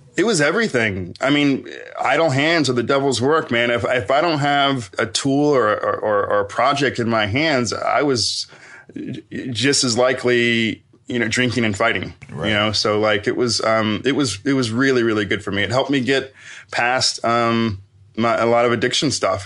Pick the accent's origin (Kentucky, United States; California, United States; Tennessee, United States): Tennessee, United States; Knoxville; I'm from Knoxville, Tennessee